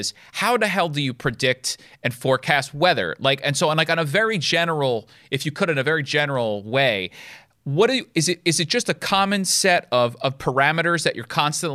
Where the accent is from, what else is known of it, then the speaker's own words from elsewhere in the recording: Rockland County, New York, United States; I grew up in Rockland County.